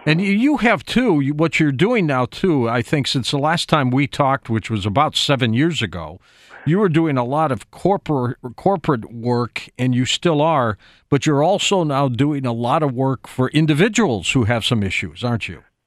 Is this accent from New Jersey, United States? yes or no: no; Detroit, Michigan, United States; I'm from Detroit